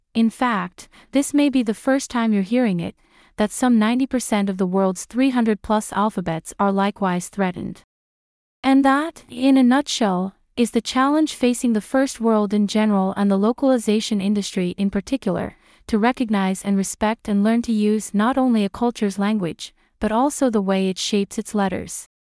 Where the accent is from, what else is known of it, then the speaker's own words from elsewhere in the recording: United Kingdom; as a Brit